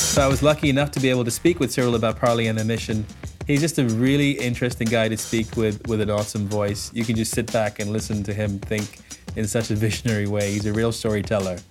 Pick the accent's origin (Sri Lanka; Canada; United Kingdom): Sri Lanka; I grew up in Sri Lanka. I grew up, uh, literally five hundred yards from the Indian Ocean